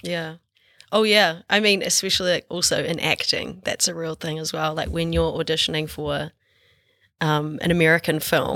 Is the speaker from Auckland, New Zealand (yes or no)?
no; Dunedin, Otago, New Zealand; accent: Southland/Otago rolled R; moved away